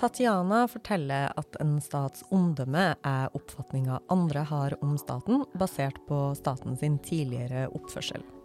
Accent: Norway; jeg bry meg om det som nordmann

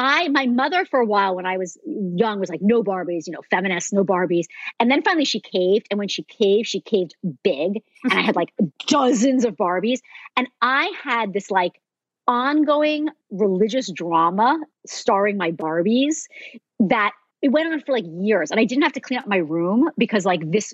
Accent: New Jersey, United States; now in California, United States; I grew up in New Jersey

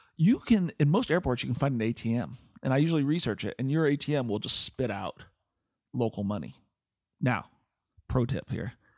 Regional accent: Portland, Oregon, United States; I grew up in Portland, Oregon

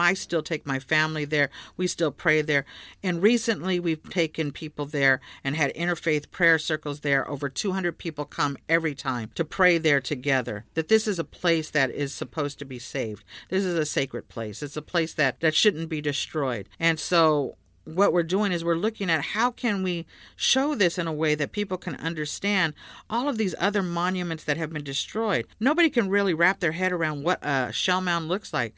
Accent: Bay Area, California, United States; I grew up in the Bay Area, went to, uh, went to public

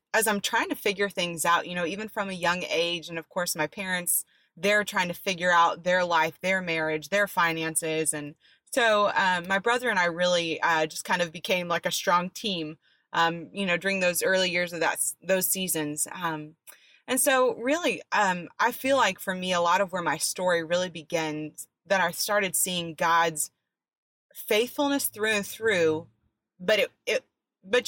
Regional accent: Dallas-Fort Worth area, Texas, United States; also born or lived in Florida; I was born in Florida, raised in a Dallas-Fort Worth area.

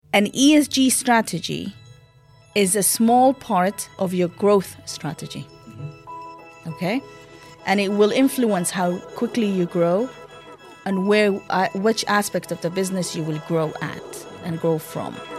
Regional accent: Sudan; moved away; I'm originally from Sudan

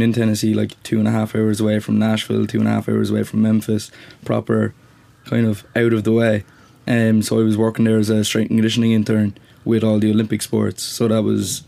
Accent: Cork, Munster, Ireland; I'm from Cork City. Like, I'd bump into more people nearly in my own housing estate than I would in the full town.

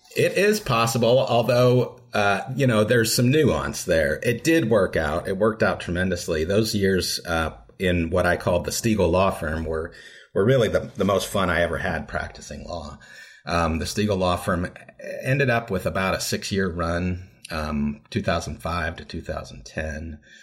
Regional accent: Lawrence, Kansas, United States; I'm from Lawrence, which is just about thirty miles east of Topeka

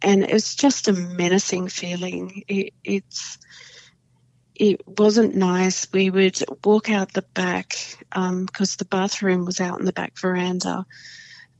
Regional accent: Perth, Western Australia, Australia; moved away as an adult; now in Sydney, Australia; I came from Perth in the Eastern Hills, and I've been in Sydney for 23 years.

